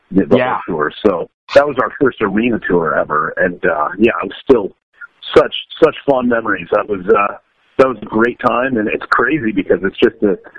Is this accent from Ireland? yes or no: no; Canada; So we're really lucky as a Canadian band to be able to have that access to Canadian government's funding